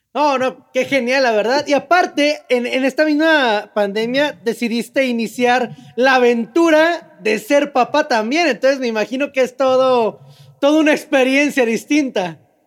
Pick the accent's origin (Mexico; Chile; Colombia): Mexico; yo soy de México